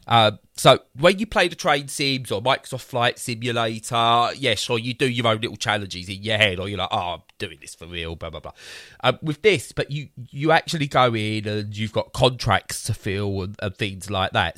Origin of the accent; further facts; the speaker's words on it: Romford, London, United Kingdom; I'm from Romford